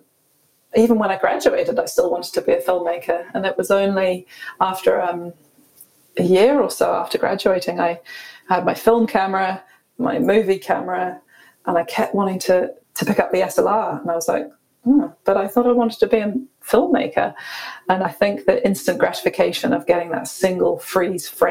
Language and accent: English; Scotland, United Kingdom; moved away as an adult; also born or lived in London; now in New Zealand; we grew up rurally in Scotland on a wee lifestyle block